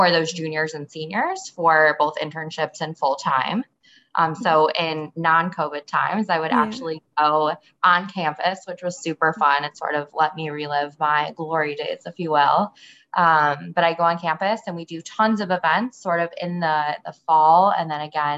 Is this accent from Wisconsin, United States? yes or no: no; Chicago, Illinois, United States; moved away as an adult; also born or lived in Indiana; now in San Francisco, United States; I am born and raised in Chicago